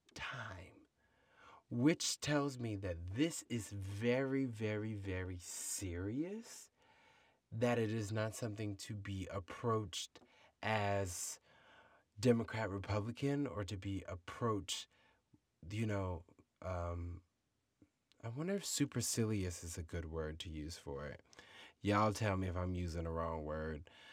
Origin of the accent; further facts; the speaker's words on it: United States; we as American people